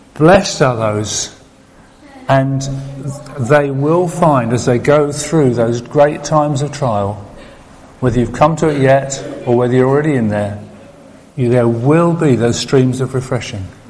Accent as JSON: {"language": "English", "country": "United Kingdom", "said": "I'm British"}